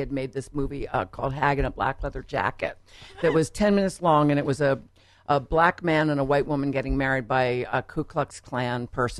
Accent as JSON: {"language": "English", "town": "Baltimore", "region": "Maryland", "country": "United States", "also_born_or_lived": "New York", "moved": "as an adult", "said": "I lived in New York for a long time, but then I moved back to Baltimore in 2007."}